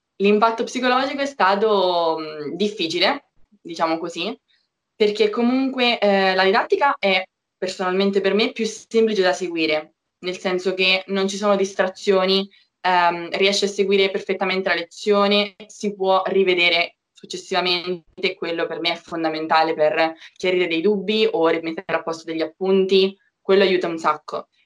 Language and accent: Italian; Marche, Italy; moved away as an adult; now in Milan, Italy; Io sono marchigiana, forse già si sente dall'accento